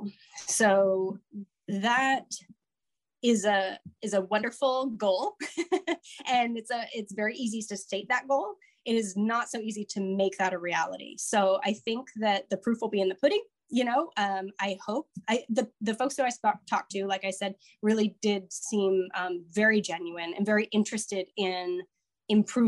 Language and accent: English; Alaska, United States; moved away; I grew up in Alaska and I just got back from a month in Alaska